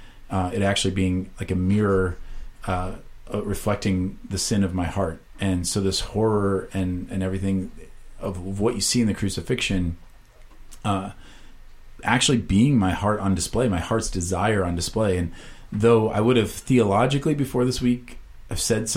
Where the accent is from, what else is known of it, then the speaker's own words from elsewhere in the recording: Iowa, United States; moved away; I was from Iowa